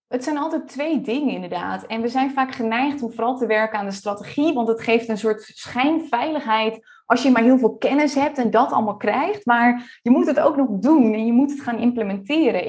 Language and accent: Dutch; Friesland, Netherlands; now in Almere, Netherlands; We komen beide uit Friesland, digital nomad geweest. Hoewel ik inmiddels echt een burgerlijk bestaan leid in Almere